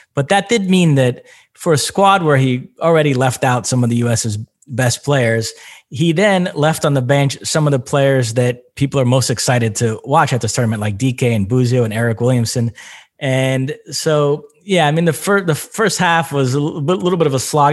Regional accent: Brazil; English is a second language; moved away; also born or lived in United States; I was born and raised in Brazil, so I speak Portuguese, and then obviously lived in the United States for many years

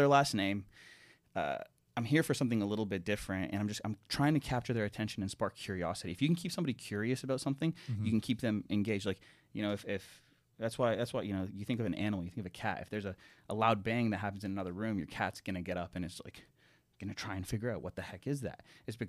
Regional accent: Ohio, United States; also born or lived in Toronto, Canada; I was born in Toronto, but I grew up in Ohio.

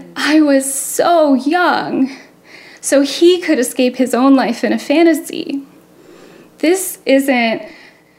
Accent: Florida, United States; I'm from Florida

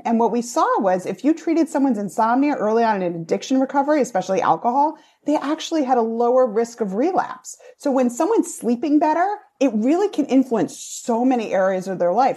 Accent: Rhode Island, United States; accent: Rhode Island; moved away as an adult; now in New York, United States; Newport has a very different connotation to me having been from Rhode Island. That's where I hung out sometimes in high school

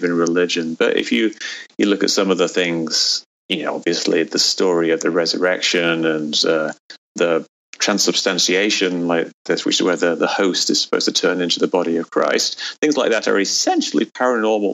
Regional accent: England, United Kingdom; now in United States; when I grew up in England

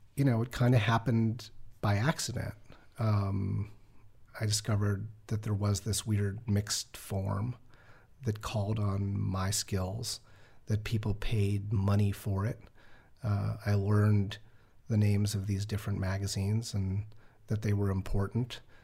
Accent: New York, United States; I grew up in New York

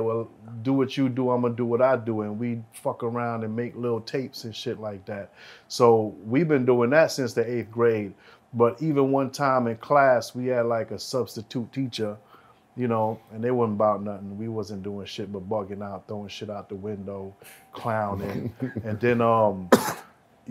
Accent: New York City, New York, United States; I'm from Church and 31st

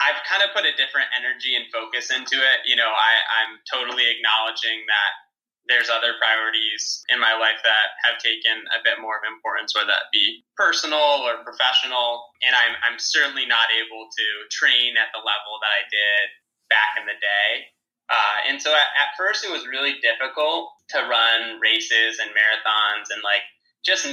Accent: New York City, New York, United States; me being a New Yorker

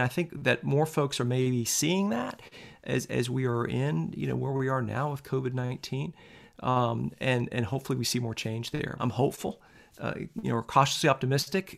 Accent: Tallahassee, Florida, United States; I grew up in in Tallahassee, Florida

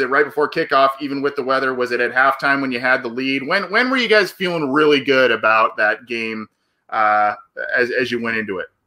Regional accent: Southern California, United States; I'm from Southern California

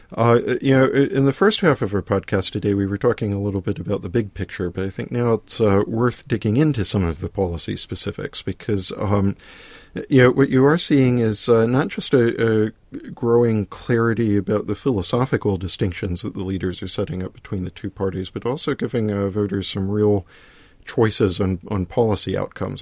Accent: United States; now in London, United Kingdom; speaking as an American

